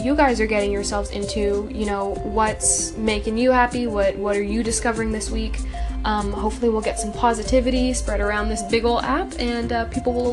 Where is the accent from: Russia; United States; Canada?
Canada; I'm also Canadian